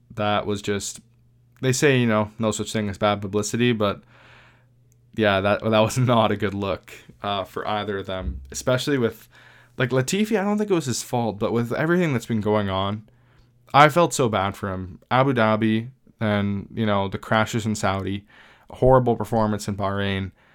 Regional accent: Canada; we're a Canadian podcast

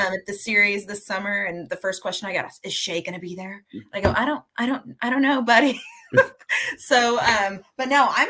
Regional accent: St. Louis, Missouri, United States; moved away; grew up in the St. Louis area

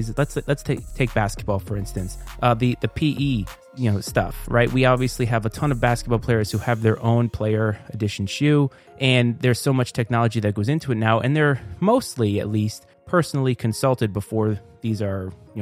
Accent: Bristol, Rhode Island, United States; growing up in Bristol, Rhode Island

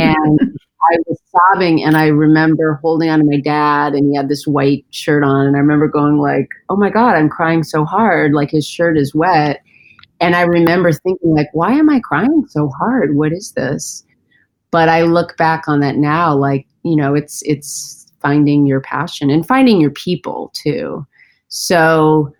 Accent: Central Connecticut, United States; I grew up in Central Connecticut

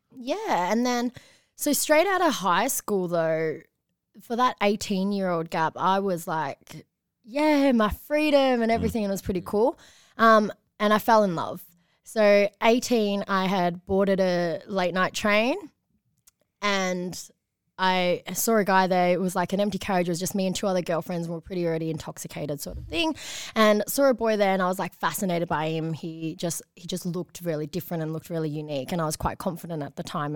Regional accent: Patterson Lakes, Victoria, Australia; I was one of the only Chinese families growing up in that area

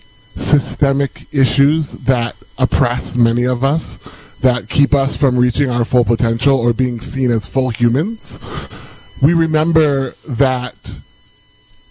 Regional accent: Cleveland, Ohio, United States; also born or lived in Lawrence, Kansas; I am originally from Lawrence, Kansas, and I'm biracial. My mom grew up in the inner city of Kansas City. My dad grew up on a farm. They met at a small liberal arts college. We moved to Ohio when I was 9, and I spent most of my life in the Cleveland area.

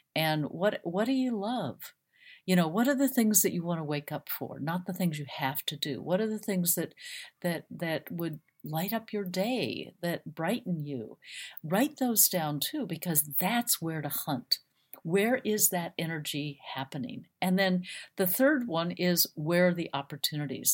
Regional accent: Phoenix, Arizona, United States; I grew up in Phoenix, Arizona

